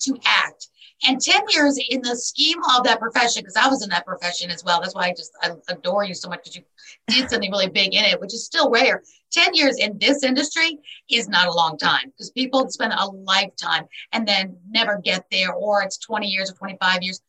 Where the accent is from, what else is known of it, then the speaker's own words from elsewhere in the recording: New York City, New York, United States; born and raised in New York City